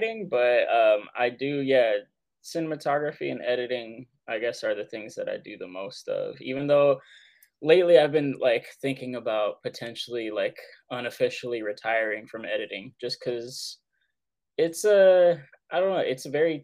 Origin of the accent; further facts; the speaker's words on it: Southern California, United States; moved away as an adult; also born or lived in Santa Fe, New Mexico; I'm from Southern California originally.